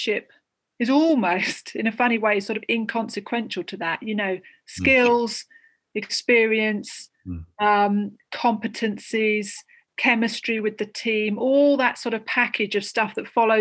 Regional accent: Southend-on-Sea, East of England, United Kingdom; moved away as an adult; also born or lived in Australia / Fiji; now in Sussex, United Kingdom; I was born in Essex, Southend-on-Sea, so Essex born and bred, lived briefly in Australia and Fiji.

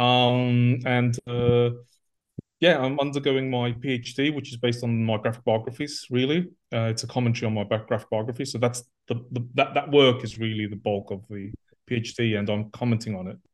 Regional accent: Australia; moved away as an adult; also born or lived in Athens, Greece; I was brought up in Australia, so I'm totally a superhero kid

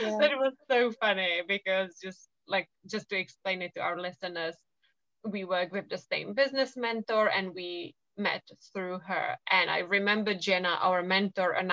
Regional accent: Czechia; moved away as an adult; now in England; I come from the Czech Republic, and I do love it there because my family lives there, and I have very fond memories of, you know, growing up over there

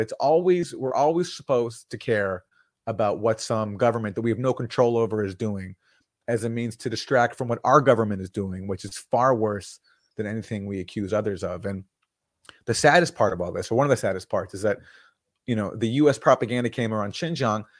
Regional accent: Vancouver, British Columbia, Canada; I'm from Vancouver, Canada

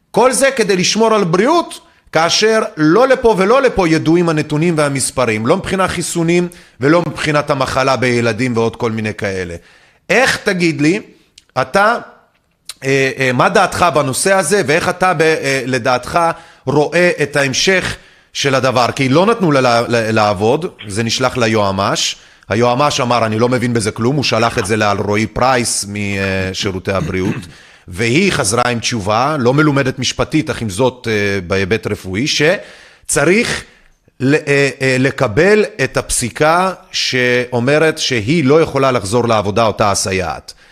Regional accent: Kokhav Yair-Tzur Yigal, Central District, Israel; צור יגאל, כוכב יאיר, מועצה קטנה שנמצאת 11 קילומטרים צפונית-מזרחית לכפר סבא. אני במקרה גדלתי במועצה הזאת במשך שנות נערותי, אה, וגם בימי הצבא

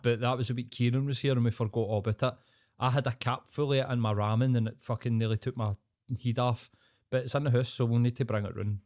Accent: Scotland, United Kingdom; I'm Scottish

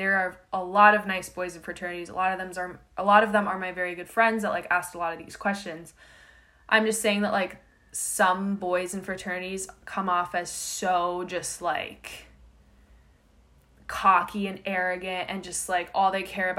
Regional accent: Florida, United States; I'm from Florida

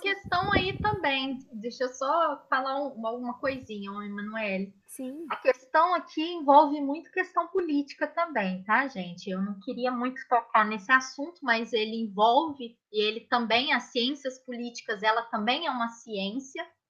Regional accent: Minas Gerais, Brazil; moved away; em Minas Gerais, que eu sou mineira

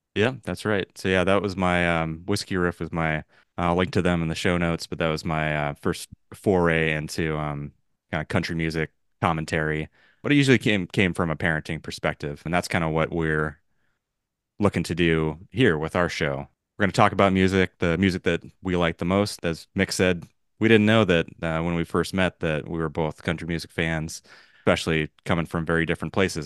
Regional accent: Los Angeles, California, United States; I mentioned I'm from Los Angeles, born and raised. I've lived my whole life here out on the West Coast.

